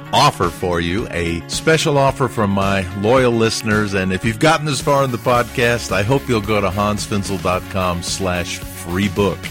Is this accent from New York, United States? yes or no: no; Huntsville, Alabama, United States; moved away; my hometown of Huntsville, Alabama